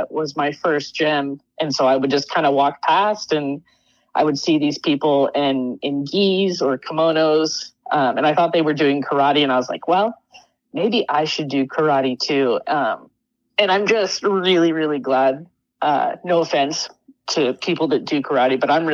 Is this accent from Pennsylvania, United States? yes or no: no; Sanger, California, United States; moved away; also born or lived in Oregon; I was born in California, and I grew up in Sanger, California, which is kind of a bit of country